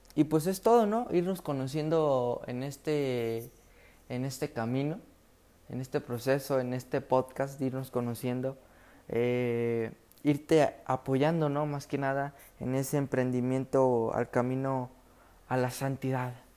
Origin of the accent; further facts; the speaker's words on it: Villa Hidalgo, Jalisco, Mexico; yo en mi comunidad soy de Jalisco, Villa Hidalgo, Villa Hidalgo, Jalisco, en mi comunidad